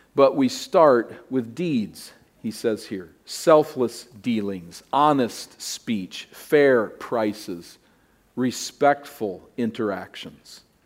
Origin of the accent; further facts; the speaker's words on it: United States; my identity as an American